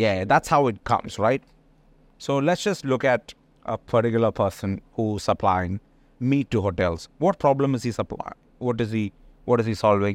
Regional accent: India; moved away; being Indian, there's a lot of our people who are in these kind of businesses

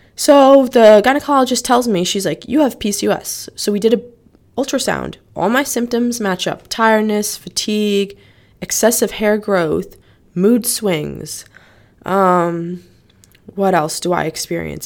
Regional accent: Norwalk, Connecticut, United States; I'm from Norwalk, Connecticut.

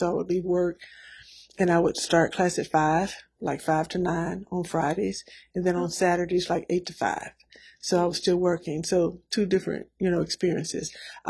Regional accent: Nashville, Tennessee, United States; I'm from Nashville, Tennessee. I think that is one of the questions that you asked. So I'm a native Nashvillian.

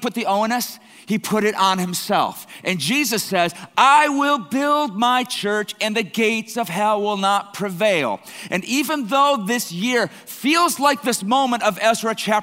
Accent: Canada; I'm Canadian blood here

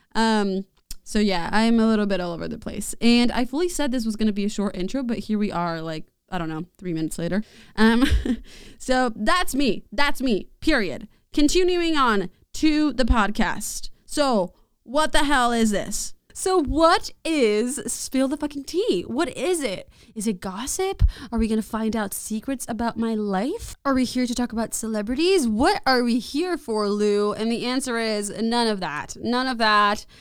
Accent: Mexico City, Mexico; moved away as an adult; now in San Marcos, United States; I was born and raised there

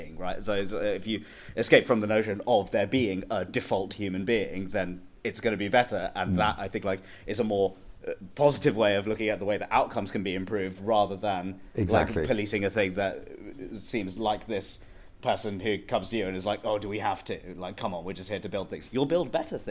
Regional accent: London, United Kingdom; because I grew up in Wembley in northwest London

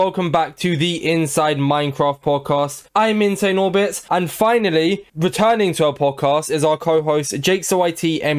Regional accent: London, United Kingdom; I'm from London, so I barely count.

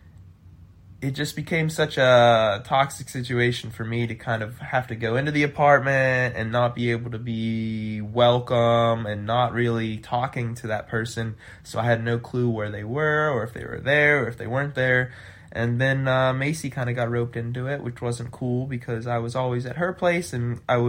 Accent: Midwest, United States; also born or lived in Chicago; I'm from the Midwest

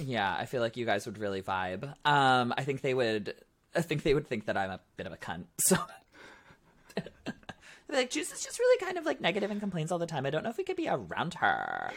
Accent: Ontario, Canada; I'm from Ontario

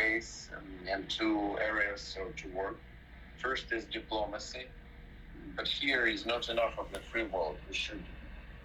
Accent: Ukraine

